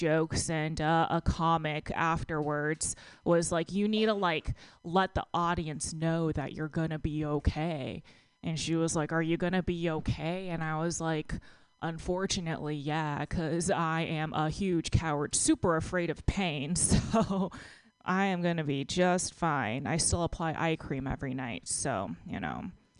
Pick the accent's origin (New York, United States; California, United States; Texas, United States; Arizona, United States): Texas, United States; now in San Francisco, United States; When I moved to San Francisco from Texas, I actually lost like 15 pounds. And the first time I went back home, I saw one of my friends from high school